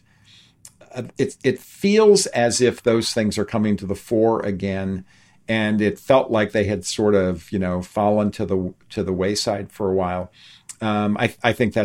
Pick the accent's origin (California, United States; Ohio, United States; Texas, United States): Ohio, United States; Youngstown; I grew up outside of Youngstown, Ohio, which was a steel and auto town